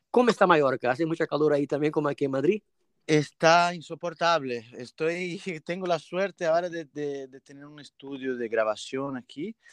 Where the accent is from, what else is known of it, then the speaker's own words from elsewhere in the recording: São Paulo, Brazil; born there; Spanish is a second language; also born or lived in Minas Gerais / Santa Catarina; Pues yo nací en São Paulo, mi familia materna es de Minas Gerais y la familia de mi padre es de Paraíba, de João Pessoa.